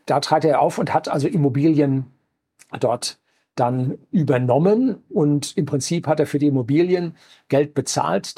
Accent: Germany; bei uns in Deutschland

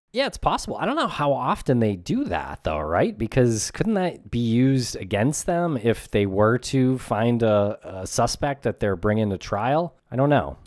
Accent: New England, United States; we're from New England and we're in New England right now.

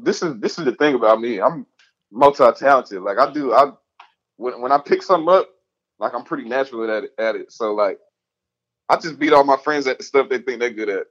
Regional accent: Atlanta, Georgia, United States; I'm from the South. I'm from Atlanta

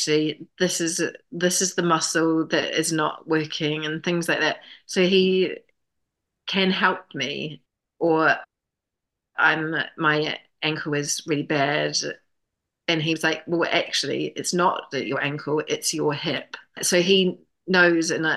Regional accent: New Zealand; moved away as an adult; now in London, United Kingdom; I'm from New Zealand

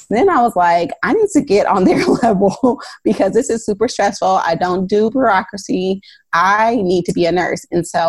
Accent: Oakland, California, United States; I am a labor and delivery nurse of almost 10 years in the San Francisco Bay Area. I'm originally from Oakland.

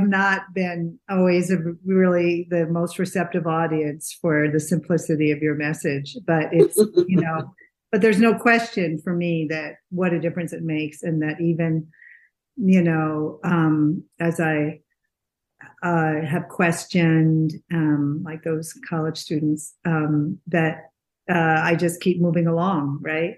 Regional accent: New England, United States; now in Scottsdale, United States; I'm from New England.

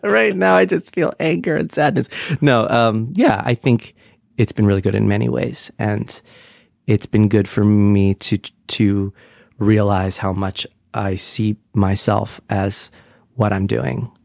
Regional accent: Brick, New Jersey, United States; also born or lived in Sunnyside, Queens, New York; now in New York, United States

